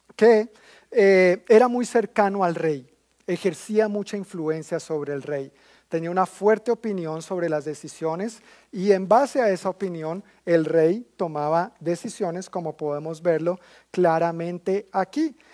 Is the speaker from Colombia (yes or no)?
yes; Colombia; como colombiano he vivido muchísimos comentarios de toda índole